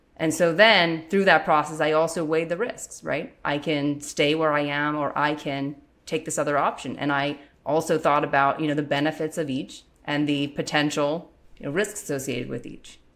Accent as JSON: {"language": "English", "region": "Western Pennsylvania", "country": "United States", "tie": "born or raised there", "said": "growing up in Western Pennsylvania, hunting is a popular sport"}